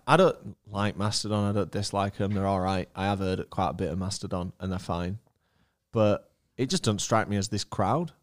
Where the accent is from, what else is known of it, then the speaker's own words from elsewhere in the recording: United Kingdom; I'm from the United Kingdom